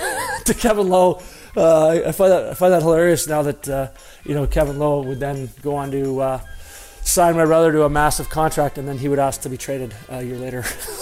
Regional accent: Dryden, Ontario, Canada; I grew up in Dryden. Great town, loved living there.

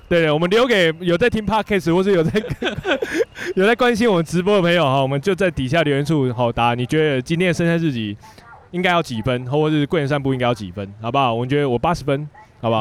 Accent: Tainan, Taiwan; 我本身台南人

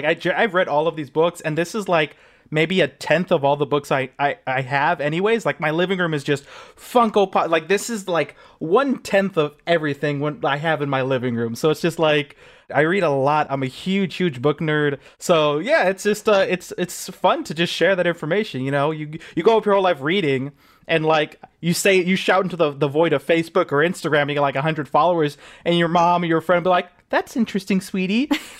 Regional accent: Los Angeles, California, United States; I grew up in a predominantly white town. What was the name? San Pedro.

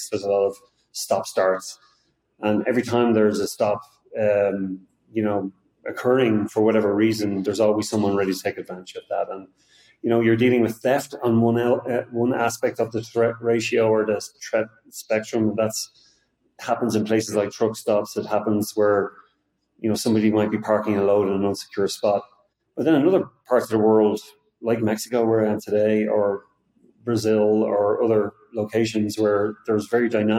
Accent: Ireland; moved away as an adult; now in Austin, United States; although I live in Austin, Texas, I'm not from there. I'm originally from Ireland.

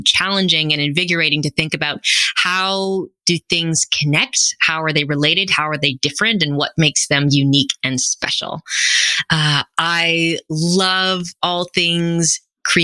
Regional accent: Canada; I'm a first generation Canadian. My parents are both from Guyana

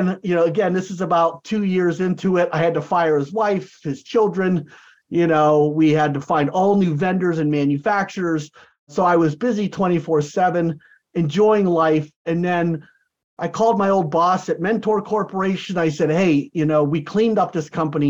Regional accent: United States; also born or lived in San Diego, California / Florida / Santa Barbara, California; I'm an American. I don't speak Portuguese

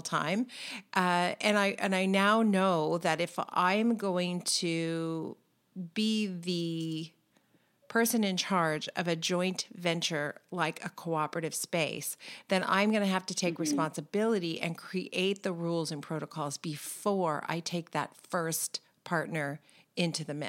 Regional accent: California, United States; We're both from California

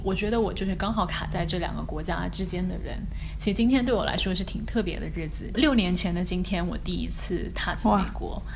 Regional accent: China; moved away as an adult; now in United States; 主要是美国人组成的新闻编辑部里面，可能就只有我们一个中国人

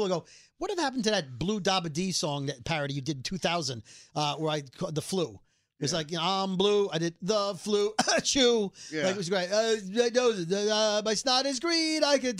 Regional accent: New York City, New York, United States; We're both from Bensonhurst.

